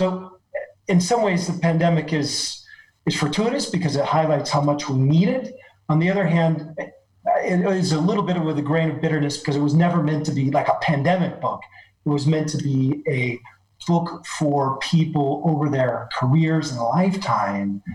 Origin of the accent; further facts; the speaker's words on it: Oregon, United States; now in Paris, France; I grew up on the West Coast, and I actually grew up in the state of Oregon